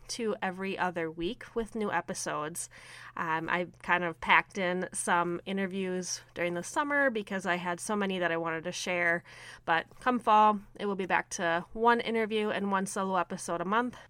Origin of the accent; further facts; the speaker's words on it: Minnesota, United States; I am from Minnesota